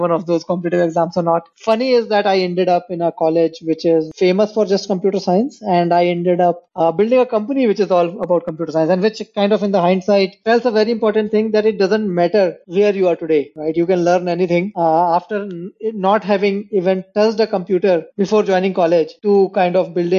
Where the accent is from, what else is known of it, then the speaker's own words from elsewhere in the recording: Amarkantak, Madhya Pradesh, India; I was born in a very small town called Amarkantak, which is like, I think back in 90s, it might have had a population of 500 or so.